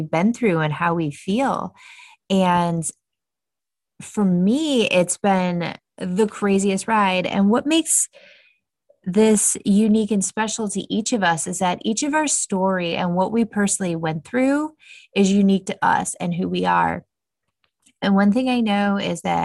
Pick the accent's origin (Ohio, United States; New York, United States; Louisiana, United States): Ohio, United States; Cleveland; moved away as an adult; now in Austin, United States; we're originally from Cleveland